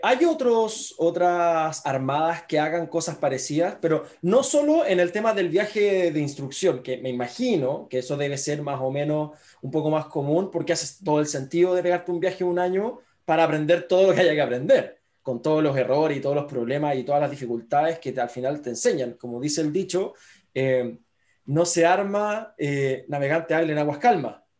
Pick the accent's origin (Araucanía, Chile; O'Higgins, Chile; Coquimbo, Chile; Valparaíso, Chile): Valparaíso, Chile; Viña del Mar; yo que crecí en Viña del Mar